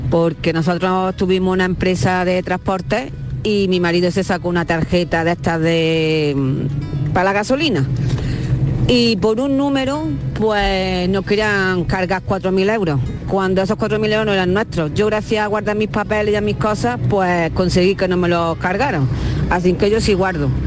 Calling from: Granada, Andalusia, Spain; Igorra, buenos días … de Granada.

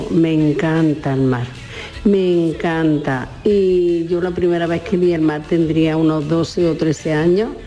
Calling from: Córdoba, Andalusia, Spain; de Córdoba.

